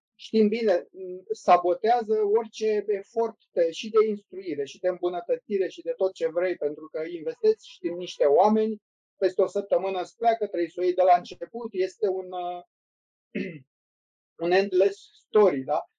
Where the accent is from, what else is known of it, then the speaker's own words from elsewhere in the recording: Romania; suntem români și cam știm cum funcționăm